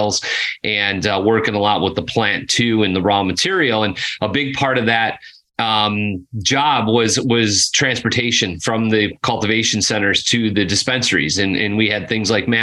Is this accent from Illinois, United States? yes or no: yes; Chicago, Illinois, United States; moved away as an adult; now in Nashville, United States; born and raised in Chicago, one of the few guys that could actually say Chicago and mean it inside the Chicago limits